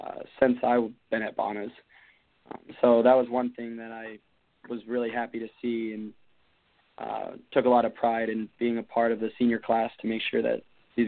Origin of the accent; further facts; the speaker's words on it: Phoenix, Arizona, United States; I'm from Phoenix, Arizona